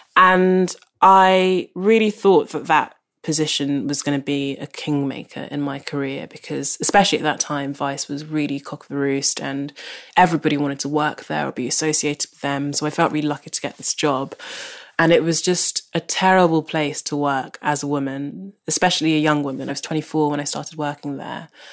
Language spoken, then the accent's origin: English; London, United Kingdom; I grew up in South London, which is where I still live